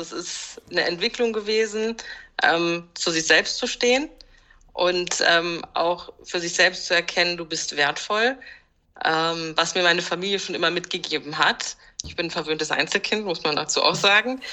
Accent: Germany; ich bin auch hier geboren.

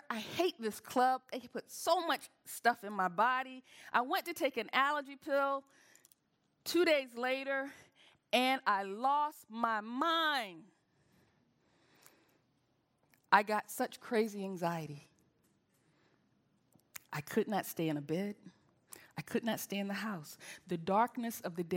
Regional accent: the South, United States; I'm from the South

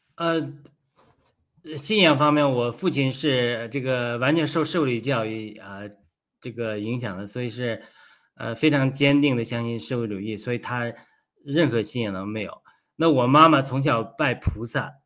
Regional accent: China; moved away; 我从小这也是在中国长大

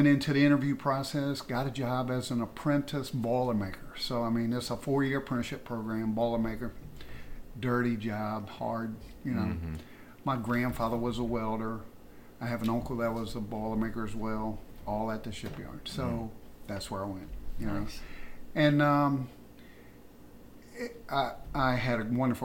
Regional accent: Virginia Beach, Virginia, United States; I went to Bayside High School, so I grew up down in the Chicks Beach area

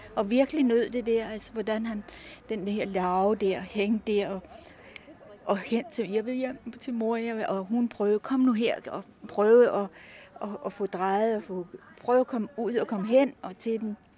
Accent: Copenhagen, Capital Region of Denmark, Denmark; moved away as an adult; now in Jyderup, Denmark; jeg er københavner, Jeg kommer fra København, er gået i skole i København og vokset op i København.

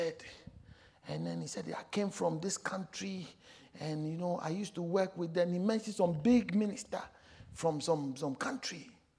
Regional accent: South Africa; I also came from South Africa.

